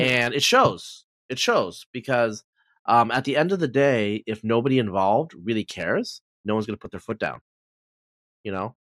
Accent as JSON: {"language": "English", "region": "Pacific Northwest", "country": "United States", "said": "I'm from the Pacific Northwest"}